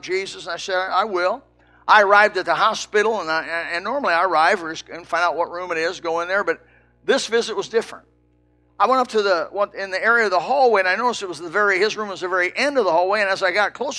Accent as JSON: {"language": "English", "town": "Elkhart", "region": "Indiana", "country": "United States", "said": "I come from Elkhart, Indiana, a trailer town"}